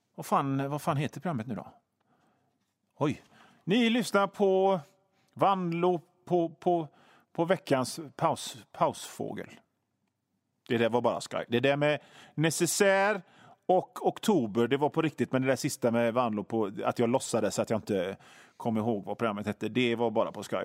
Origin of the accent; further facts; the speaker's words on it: Hönö, Västra Götaland, Sweden; jag kommer ifrån Hönö och det är ett gammalt fiskarsamhälle